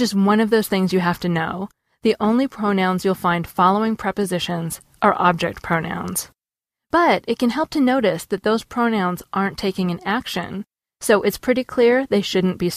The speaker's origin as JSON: {"language": "English", "country": "United States", "said": "I'm being a snobby American"}